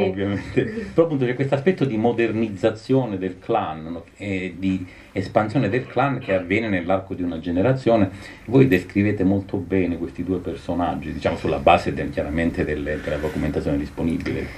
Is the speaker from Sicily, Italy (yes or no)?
no; Calabria, Italy; essendo calabrese di quella, di, di quella costa, non di quella provincia